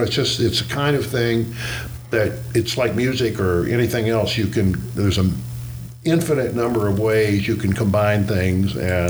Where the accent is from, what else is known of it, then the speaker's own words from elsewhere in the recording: the South, United States; I mean, I grew up in the South, and we did mostly spin casting and bait casting and so forth.